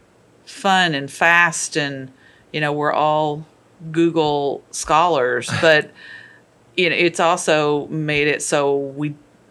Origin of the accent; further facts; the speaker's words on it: Kentucky, United States; moved away; I am originally from Kentucky.